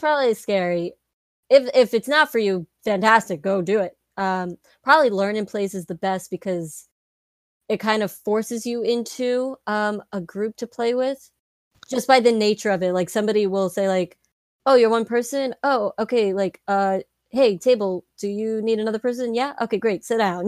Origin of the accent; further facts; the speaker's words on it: New York City, New York, United States; we're from New York